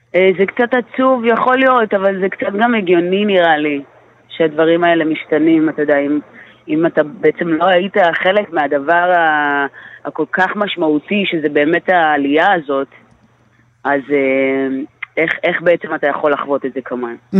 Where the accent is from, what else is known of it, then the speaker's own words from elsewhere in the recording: Israel; אני נולדתי פה בארץ